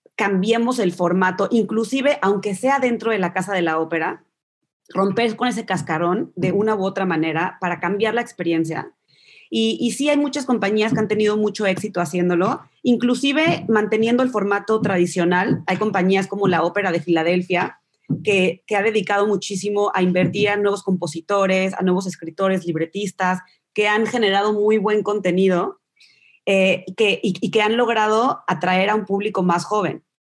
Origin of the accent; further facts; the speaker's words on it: Mexico; moved away as an adult; also born or lived in New York; now in United Kingdom; creciendo en México, mi mamá y mis papás me llevaban a la ópera